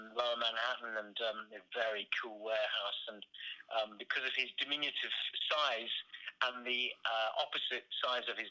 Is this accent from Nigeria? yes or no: no; United Kingdom; as a Brit